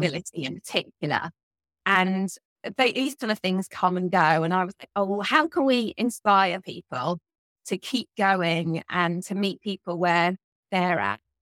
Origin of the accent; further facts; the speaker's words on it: South of England, United Kingdom; accent: southern English; you can probably tell from my accent that I come from the south of England